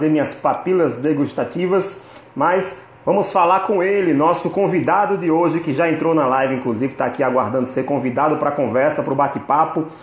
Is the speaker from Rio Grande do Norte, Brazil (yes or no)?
yes; Natal, Rio Grande do Norte, Brazil; Nós somos de Natal, inclusive, para quem não sabe, a editora Primeiro Lugar fica em Natal, no Rio Grande do Norte